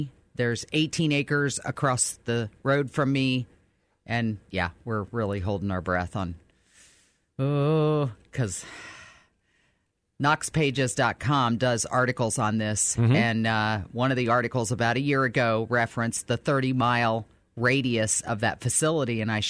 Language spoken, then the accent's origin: English; New Albany, United States; I grew up in New Albany, as we've talked about before, and I have friends who still live there.